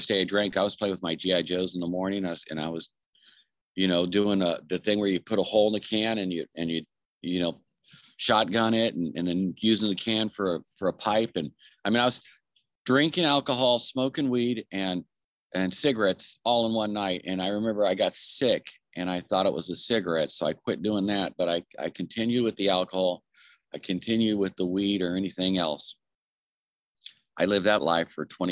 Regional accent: Anaheim, California, United States; I was born and raised in Southern California

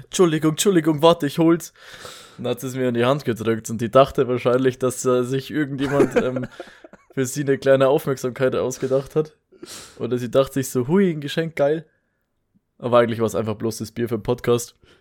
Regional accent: Bavaria, Germany; bei uns in Bayern

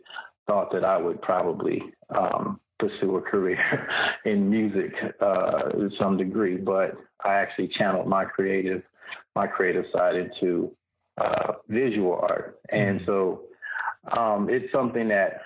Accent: Fontana, California, United States; also born or lived in Inland Empire / Los Angeles / Long Beach / Memphis, Tennessee; Born and raised in Southern California, in a place called Fontana, right over by San Bernardino

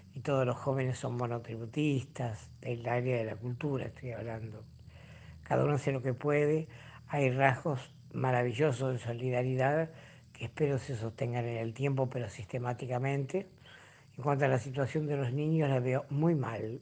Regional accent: Rosario, Santa Fe, Argentina; Nací en Rosario, cerca del arroyo Saladillo, donde iba todos los veranos. Todo el grupo del barrio íbamos hasta allí a bañarnos

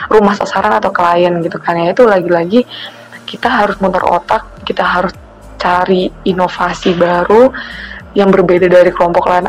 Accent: East Kalimantan, Indonesia; kebetulan aku dari Kalimantan Timur kalau yang belum tahu hai teman-teman Kalimantan Timur

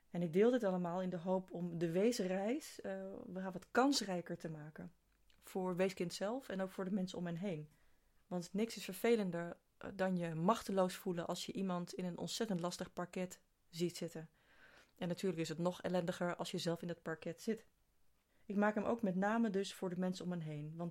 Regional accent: East Netherlands, Netherlands; vanuit de plek waar ik eh, ben opgegroeid, vanuit het oosten van het land.

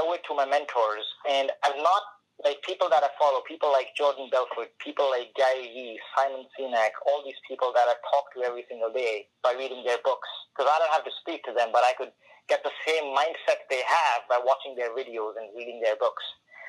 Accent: India; The second thing is, growing up in India, which is a developing country and a third world country, you know, not a lot of opportunities for people to grow there.

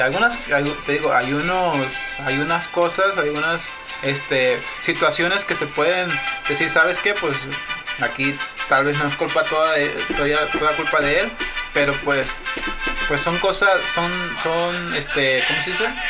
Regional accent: Sinaloa, Mexico; somos mexicanos, pero también somos sinaloenses

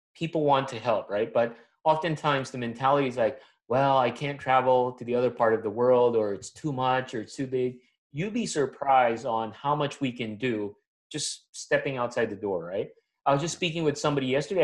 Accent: Manila, Metro Manila, Philippines; moved away as an adult; also born or lived in Atlanta, Georgia, United States; now in United States; I'm born and raised in Manila, Philippines.

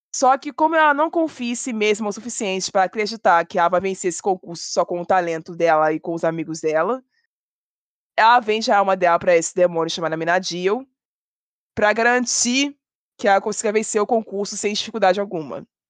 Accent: Rio de Janeiro, Brazil; eu sou do Rio de Janeiro

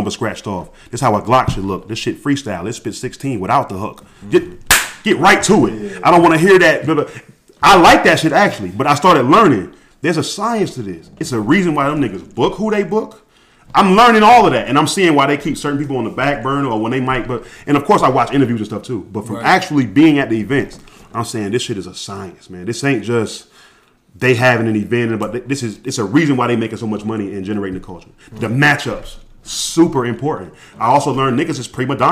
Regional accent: an hour and a half outside of Atlanta, Georgia, United States; moved away; We grew up an hour and a half outside of Atlanta. I happened to be back in my hometown

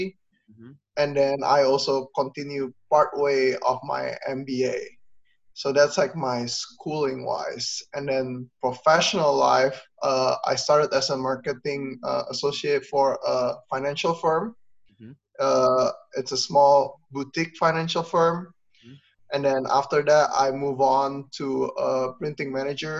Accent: Indonesia; now in United States; growing up in Indonesia

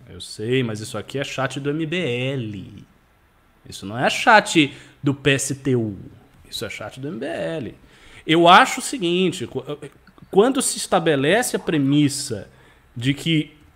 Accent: Northeast Region, Brazil; Eu sou nordestino, eu preciso de um computador novo.

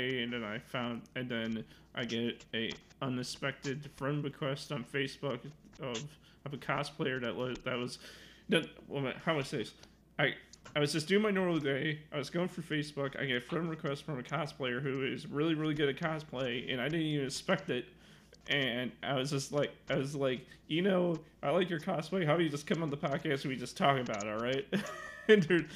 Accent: Illinois, United States; I'm I'm from Illinois

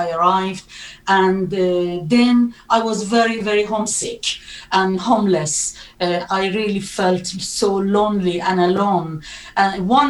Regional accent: Iran; English is a second language; moved away as an adult; now in United Kingdom; I was born in Iran in a Muslim family and had a very, very wonderful, happy childhood until 1979

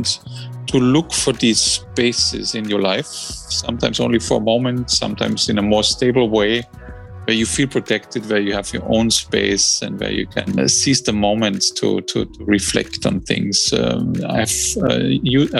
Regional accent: Austria; now in London, United Kingdom; I'm also building a small little house in my home country, Austria

